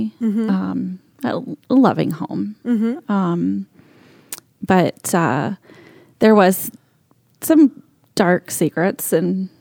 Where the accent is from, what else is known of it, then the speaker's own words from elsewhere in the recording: central Florida, United States; I grew up in Florida, in kind of central Florida, in between Orlando and Daytona Beach